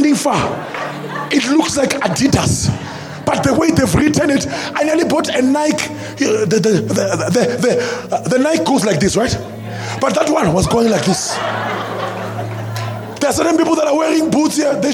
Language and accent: English; South Africa; I'm a South African.